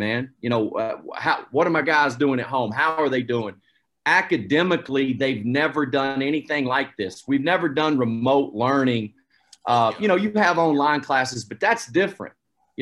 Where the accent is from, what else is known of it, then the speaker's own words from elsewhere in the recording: United States; moved away; I grew up about an hour away from Asheville